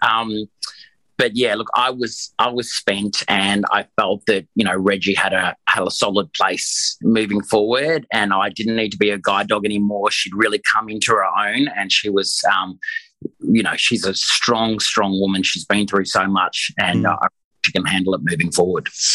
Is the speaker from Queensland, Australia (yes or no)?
yes; Queensland, Australia; I'm a Queenslander